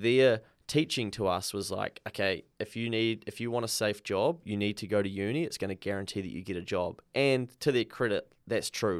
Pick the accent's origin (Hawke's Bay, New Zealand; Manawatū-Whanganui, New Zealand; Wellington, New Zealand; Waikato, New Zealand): Manawatū-Whanganui, New Zealand; Dannevirke; I grew up in Danyburgh and went to a small rural school out in the country